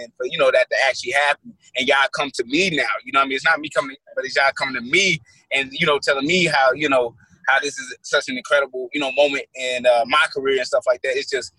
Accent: St. Louis, Missouri, United States; I'm from St. Louis, Missouri. I was born and raised here.

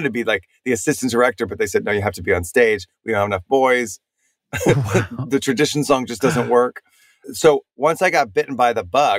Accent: Dallas, Texas, United States; moved away; also born or lived in New York City; I grew up in Texas. I'm from the suburbs of Dallas, mostly

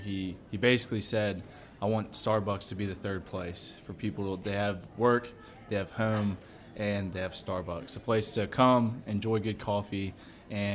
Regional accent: Baton Rouge, Louisiana, United States; also born or lived in New Orleans; my wife and I, we're both from Baton Rouge. She got a teaching position back home, so we moved back

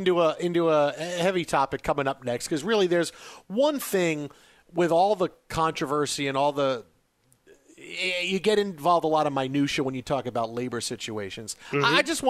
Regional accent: New York City, New York, United States; moved away as an adult; I am from Staten Island. I grew up on Staten Island.

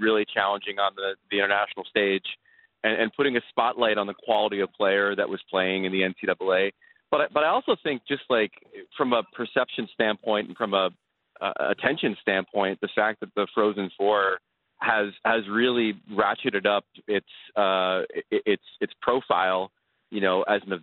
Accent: New York City, New York, United States; As a New Yorker

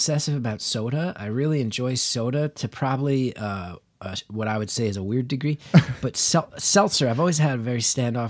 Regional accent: New Jersey, United States; I am from Northern New Jersey, so I'm not a fool.

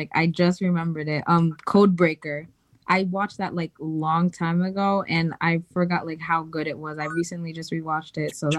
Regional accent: Rhode Island, United States; I'm from Rhode Island

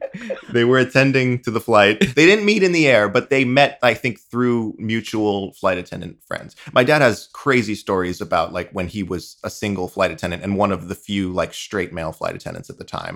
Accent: eastern Long Island, New York, United States; born and raised on eastern Long Island, just shy of the Hamptons

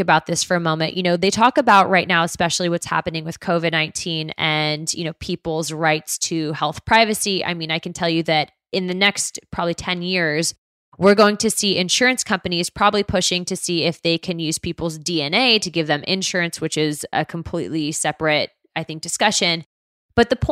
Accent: Pinellas County, Florida, United States; my hometown here in Pinellas County

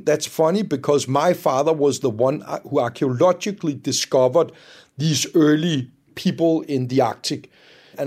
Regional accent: just north of Copenhagen, Capital Region of Denmark, Denmark; I grew up in Denmark, just north of Copenhagen, and when I was a kid, I spent a lot of time in the woods

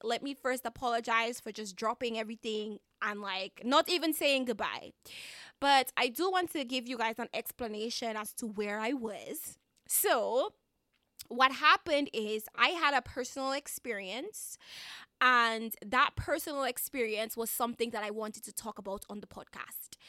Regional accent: Dominica; I am a Dominican citizen, Caribbean citizen, so I have to apologize in advance. If you hear a little bit of my accent

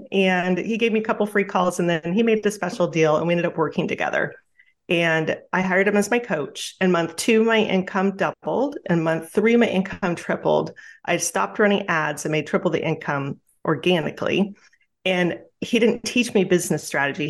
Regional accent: Juneau, Alaska, United States; I grew up in Juneau, Alaska, and very small town, like 30,000 people on the island there

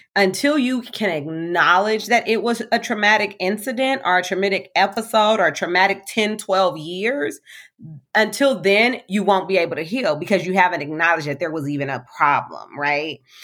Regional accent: Compton, California, United States; I'm a African-American little girl, born and raised in Compton

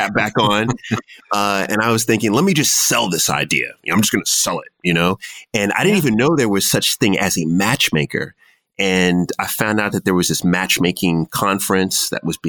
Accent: Jamaica; also born or lived in Washington, D.C.; I am Jamaican

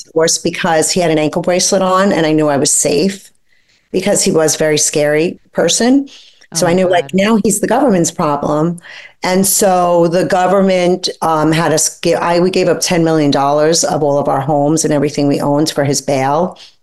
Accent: New York City, New York, United States; I grew up poor in Brooklyn with a single mom

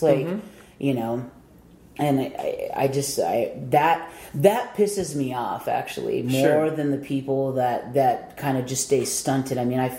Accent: San Diego, California, United States; growing up in Southern California, especially San Diego, the shows were just always extremely mixed.

